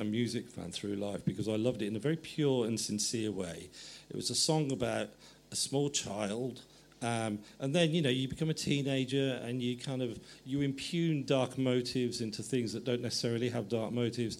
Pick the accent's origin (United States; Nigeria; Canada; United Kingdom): United Kingdom; England; I was starting to see myself as English